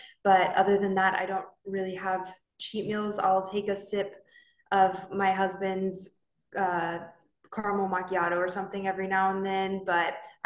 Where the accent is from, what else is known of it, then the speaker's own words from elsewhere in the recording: Southern California, United States; moved away as an adult; now in Okinawa, Japan; I'm originally from Southern California, so I'm a Cali girl.